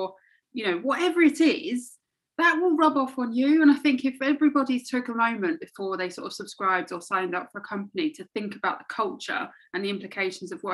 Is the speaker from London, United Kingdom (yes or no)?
yes; London, United Kingdom; I'm from London rather than like the UK